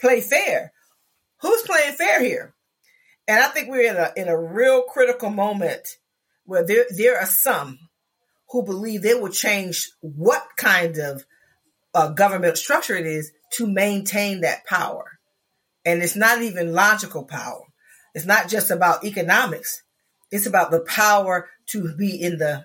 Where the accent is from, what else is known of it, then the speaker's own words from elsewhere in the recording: Florida, United States; I come from Florida